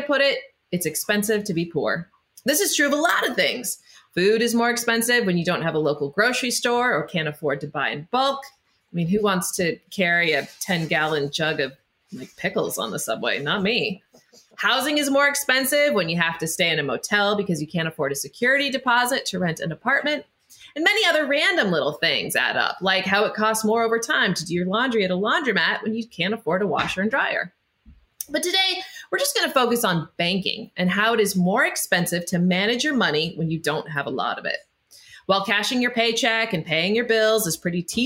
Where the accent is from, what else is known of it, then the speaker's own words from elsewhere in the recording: Idaho, United States; I grew up in Idaho